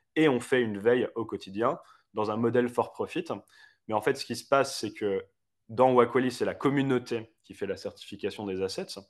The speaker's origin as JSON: {"language": "French", "town": "Paris", "region": "Île-de-France", "country": "France", "moved": "as an adult", "lives_now": "Geneva, Switzerland", "said": "moi, je suis parisien de base"}